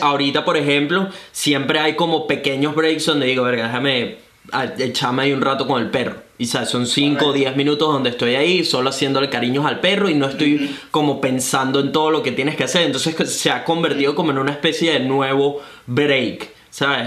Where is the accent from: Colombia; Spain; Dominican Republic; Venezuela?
Venezuela; also born or lived in Brisbane, Australia; now in Gold Coast, Australia; soy un venezolano que vive actualmente recién mudado a Gold Coast, Australia